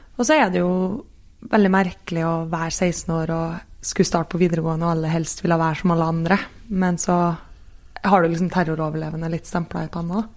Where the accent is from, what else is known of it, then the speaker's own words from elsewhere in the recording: Kristiansund, Møre og Romsdal, Norway; jeg er fra Kristiansund